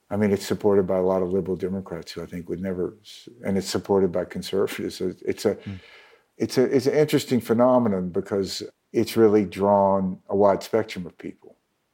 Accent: Mississippi, United States; So my home state of Mississippi takes down the flag, state flag, which is basically the Confederate battle flag.

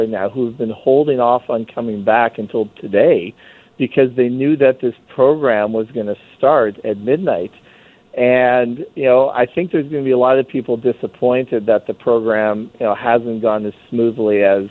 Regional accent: Canada; but myself, who's dual, I can because I'm a Canadian.

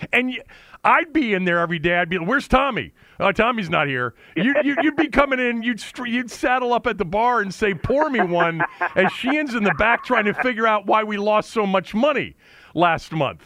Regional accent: Bethesda, Maryland, United States; Bethesda, which has been pretty much my hometown, you know, or home area

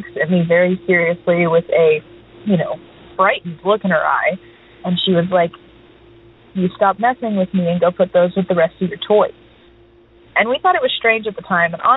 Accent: Texas, United States; also born or lived in Houston, Texas; now in Nashville, United States; Texas, which is where I'm from originally

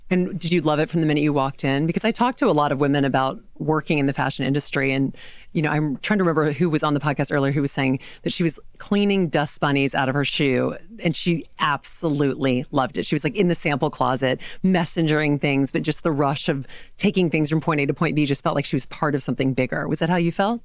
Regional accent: Louisiana, United States; now in New York City, United States; I grew up in Louisiana

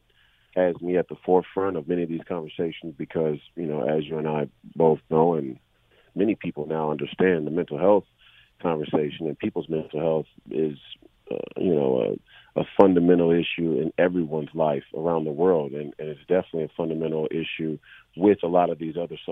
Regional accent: Minneapolis, Minnesota, United States; this was my hometown

